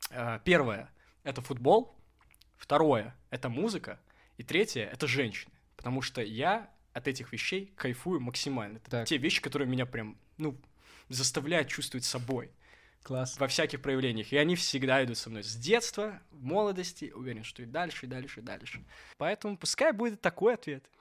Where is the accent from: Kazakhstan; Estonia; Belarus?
Belarus; Minsk; «Слушайте, здравствуйте, я вот из Минска, получается, приехал.